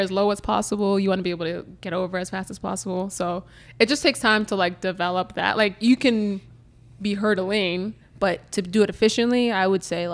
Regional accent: Markham, Ontario, Canada; I grew up in Markham

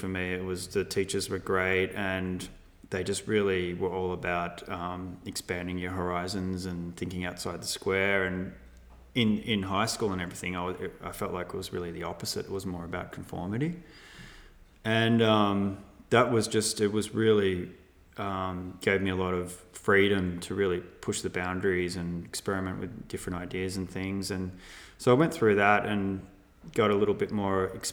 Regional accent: Melbourne, Victoria, Australia; grew up in Melbourne

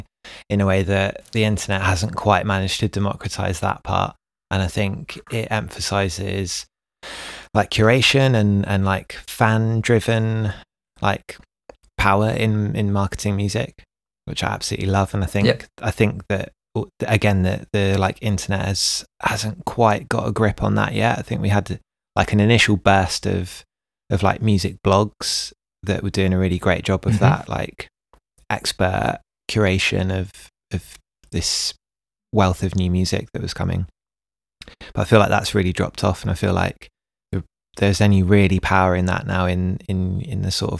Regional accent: United Kingdom; So we're both British, and the UK has had quite the few years, quite the 5 years, politically.

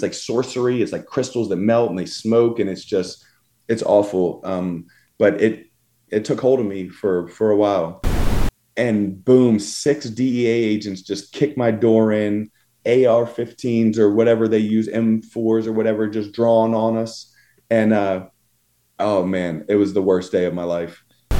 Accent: Virginia Beach, Virginia, United States; so we grew up in Virginia Beach, and I mean, that's kind of where it was.

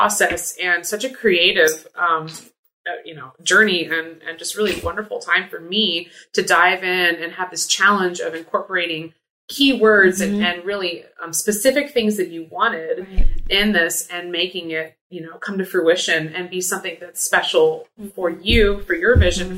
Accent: North Carolina, United States; moved away as an adult; now in Florida, United States; I'm originally from North Carolina

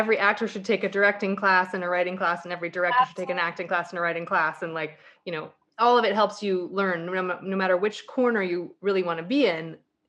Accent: Colorado, United States; You know, when I came from Colorado, when I moved out here, leaving my snow tires behind was like the happiest moment.

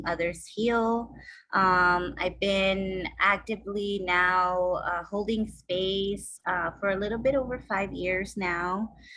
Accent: Los Angeles, California, United States; I'm from LA. I grew up in the San Fernando Valley, Fernandeño Tatavium land. And I grew up in Pacoima.

